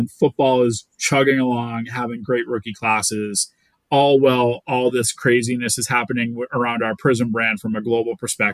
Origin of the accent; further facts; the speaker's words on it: Boston, Massachusetts, United States; I'm from Boston